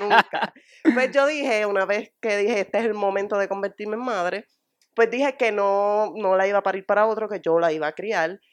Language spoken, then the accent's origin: Spanish; Morovis, Puerto Rico; moved away as an adult; also born or lived in Río Piedras, Puerto Rico; pues yo soy natural de Morovi